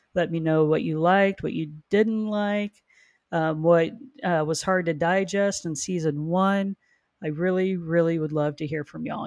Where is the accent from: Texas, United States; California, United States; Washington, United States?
Texas, United States; Houston; also born or lived in Lubbock, Texas; now in Austin, United States; moved to Houston, that's where her, her mom was. Spent the remainder of my childhood there and graduated from high school, from Kingwood